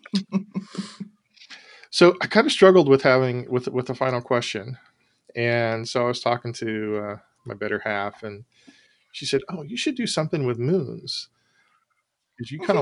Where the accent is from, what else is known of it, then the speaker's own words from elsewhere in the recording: Cocoa Beach, Florida, United States; I was born in Cocoa Beach, Florida many, many years ago.